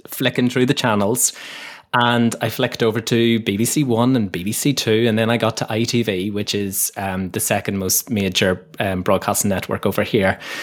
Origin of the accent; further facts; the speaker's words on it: Northern Ireland, United Kingdom; moved away as an adult; also born or lived in London / Leeds; now in Kent, United Kingdom; where I grew up in Northern Ireland was a beautiful, beautiful little village. It was just at the foot of these really famous mountains in Northern Ireland called the Moran Mountains.